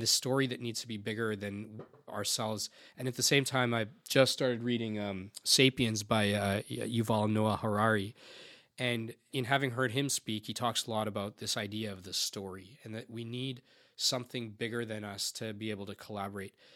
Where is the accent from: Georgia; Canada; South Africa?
Canada; a 40 year old second generation Indian guy, albeit I was born in Canada